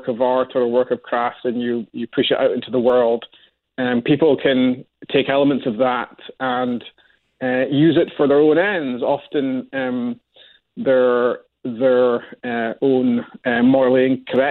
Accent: Scotland, United Kingdom; I'm Scottish

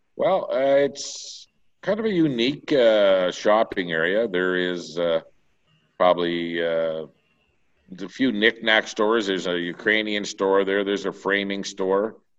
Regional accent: the Maritimes, Canada; now in Vegreville, Canada; I'm originally from the Maritimes. And, uh, I know before I left the Maritimes in seventy-nine

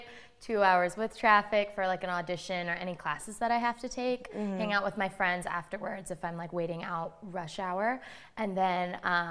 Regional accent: Orange County, California, United States; I was born and raised in Orange County, so mm-hmm. that's like my home

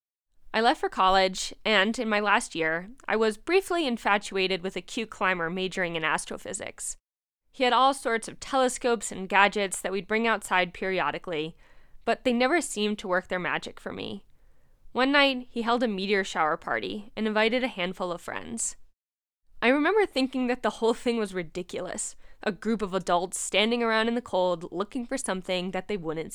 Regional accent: New Jersey, United States; moved away as an adult; also born or lived in Bishop, California / Berkeley, California; I was born and raised in New Jersey, just 15 miles east of the hustle and bustle of the Big Apple

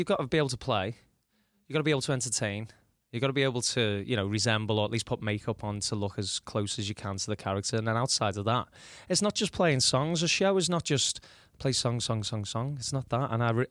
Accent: Liverpool, North West England, United Kingdom; My mum's making me bacon butties every day. I'm going to, you know, get back to being a Scouser a little bit.

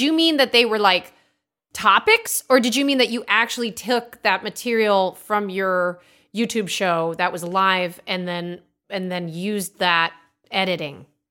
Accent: Milford, Connecticut, United States; also born or lived in Orange County; now in Austin, United States; I'm from Milford

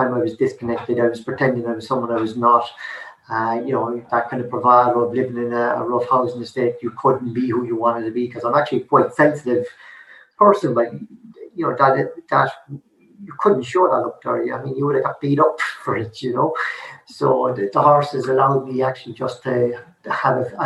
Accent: Limerick, Munster, Ireland; I grew up in South Hill, which is really a disadvantaged area.

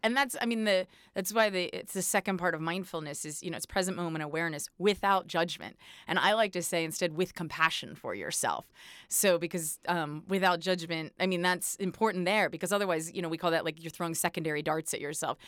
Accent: East Coast, United States; I'm from the East Coast too, so, uh, we're taught to be pretty blunt

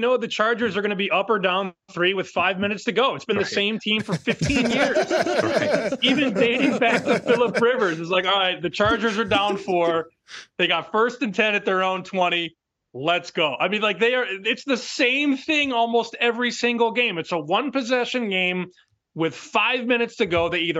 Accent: Chicago, Illinois, United States; as a Chicagoan

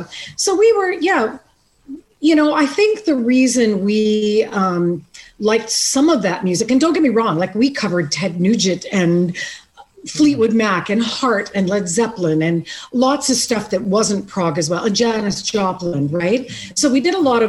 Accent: Canada; I am from Canada

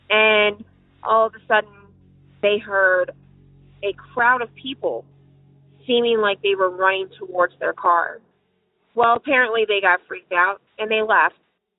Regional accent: Mount Airy, Maryland, United States; I grew up back in Maryland. I grew up in a small town called Mount Airy between the Route 70, between Frederick and Baltimore, probably 45 minutes from Baltimore and 35 minutes from Frederick.

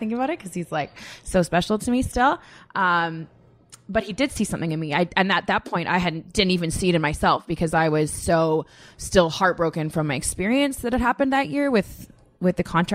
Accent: Canada; moved away; I come from Canada

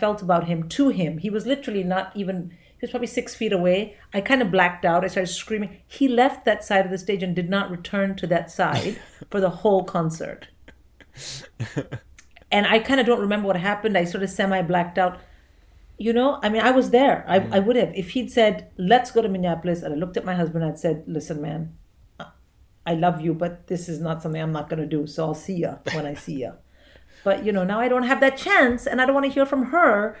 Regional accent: India; moved away; So when I was growing up in India, we had a closed economy.

